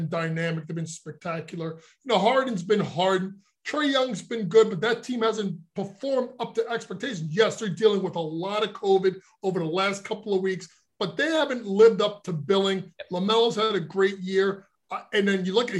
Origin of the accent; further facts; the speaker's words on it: New Jersey, United States; growing up in the New Jersey area